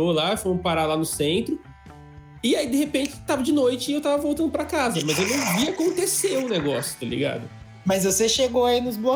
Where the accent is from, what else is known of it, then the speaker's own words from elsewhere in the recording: Adamantina, São Paulo, Brazil; moved away; você nasceu em Adamantina, Adamantina, uma cidade de 30 mil habitantes, e fui pra uma então, cidade de 1 milhão.